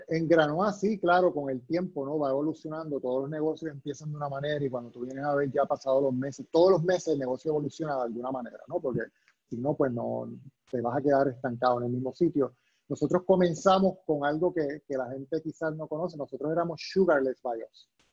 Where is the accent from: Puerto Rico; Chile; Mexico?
Puerto Rico